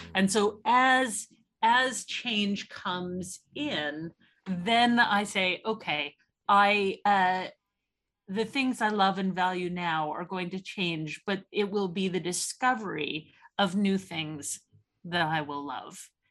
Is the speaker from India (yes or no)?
no; Canada; now in Oxford, United Kingdom; as a Canadian